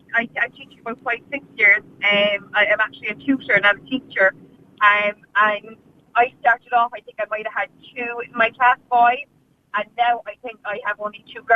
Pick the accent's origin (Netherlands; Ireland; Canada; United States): Ireland